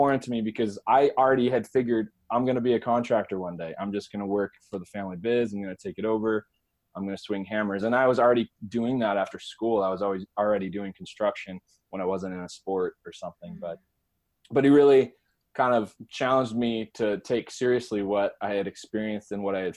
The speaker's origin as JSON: {"language": "English", "region": "Arizona", "country": "United States", "tie": "born or raised there", "said": "the actual campground for the entire state of Arizona was in my hometown"}